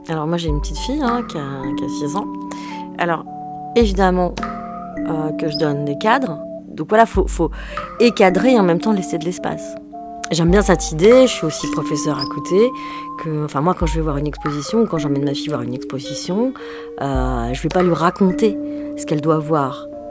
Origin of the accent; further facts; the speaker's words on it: France; also born or lived in Algeria; je faisais toutes les vacances en Algérie et toute la période, toute la période scolaire en France